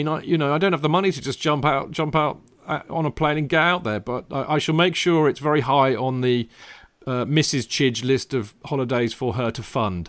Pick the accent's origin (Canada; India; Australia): India; now in Atlanta, United States; I currently live in Atlanta, Georgia. But I'm originally from India.